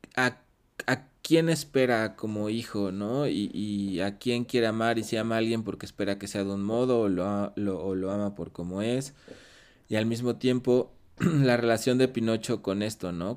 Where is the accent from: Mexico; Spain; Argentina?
Mexico; siendo mexicano